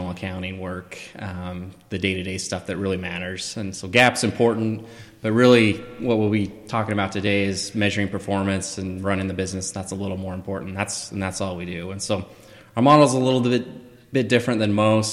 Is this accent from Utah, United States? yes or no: yes; Southern Utah, United States; also born or lived in Idaho / Canada; I'm from Southern Utah originally. Lived in Idaho. I've lived in Canada.